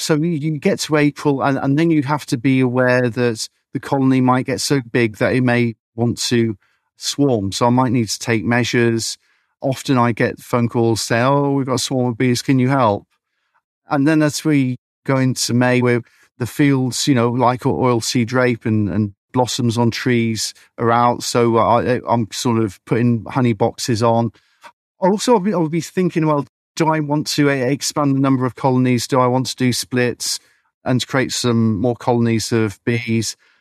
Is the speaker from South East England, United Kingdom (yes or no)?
yes; Beedon, South East England, United Kingdom; I grew up in Beedon, I'm a beekeeper